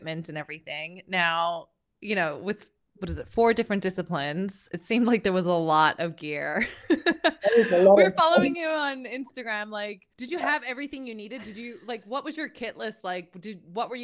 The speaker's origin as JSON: {"language": "English", "country": "Canada", "moved": "as an adult", "lives_now": "Dubai, United Arab Emirates", "said": "I am Canadian, but I cannot take cold now."}